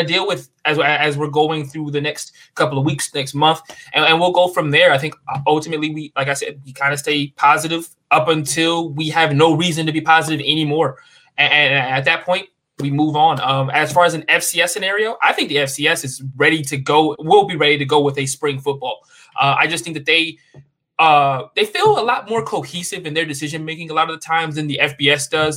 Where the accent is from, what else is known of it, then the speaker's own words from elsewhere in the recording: the South, United States; growing up in the South